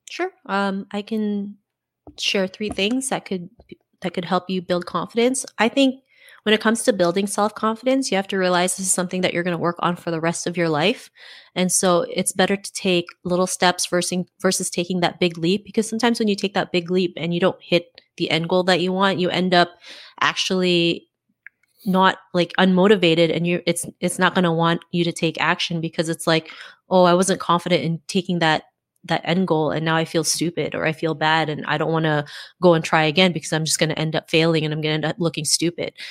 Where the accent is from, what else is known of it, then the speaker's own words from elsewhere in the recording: Canada; also born or lived in Philippines; I was born in the Philippines and my parents moved to Canada when I was seven.